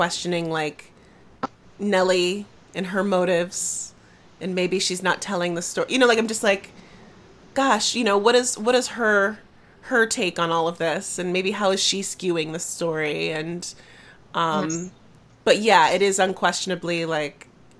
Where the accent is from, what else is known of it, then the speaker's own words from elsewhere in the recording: Midwest, United States; I'm from the Midwest in the United States, and we're all so like reserved and polite